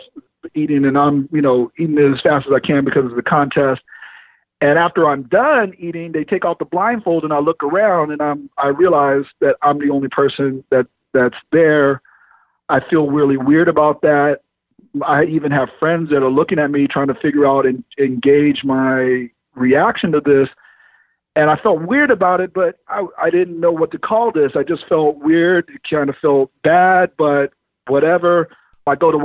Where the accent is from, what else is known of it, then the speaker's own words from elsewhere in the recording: Oceanside, California, United States; being born and raised in Oceanside, which is a very racially diverse city